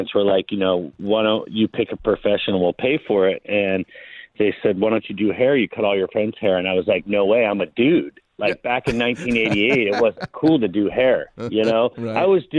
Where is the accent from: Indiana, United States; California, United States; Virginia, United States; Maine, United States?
California, United States; Long Beach; I'm a native Angeleno. Grew up in Long Beach, the LBC.